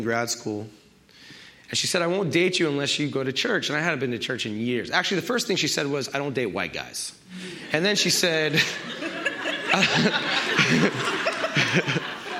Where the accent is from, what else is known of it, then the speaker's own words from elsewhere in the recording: New York, United States; I grew up in New York